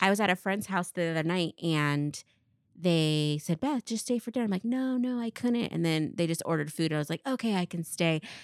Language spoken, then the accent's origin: English; Tri-Cities, Washington, United States; born or raised there